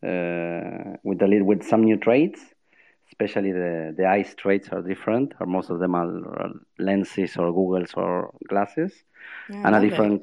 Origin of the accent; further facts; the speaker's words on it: Argentina; now in Spain; I'm from Argentina, but yes, I'm living in Spain